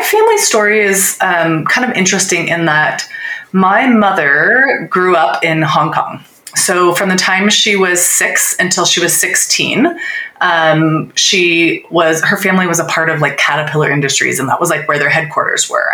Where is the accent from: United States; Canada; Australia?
United States; Littleton, Colorado; I was growing up in Littleton, Colorado